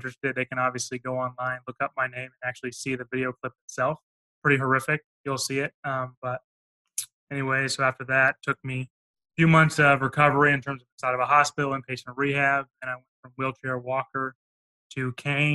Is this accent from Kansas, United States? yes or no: yes; Overland Park, Kansas, United States; I grew up in Kansas, Overland Park, Johnson County area